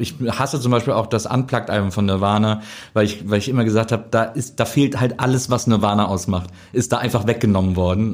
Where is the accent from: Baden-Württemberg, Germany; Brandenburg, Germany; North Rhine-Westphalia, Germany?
North Rhine-Westphalia, Germany; Wesseling; Ich komme aus Wesseling, das ist so zwischen Köln und Bonn, so ein kleiner Ort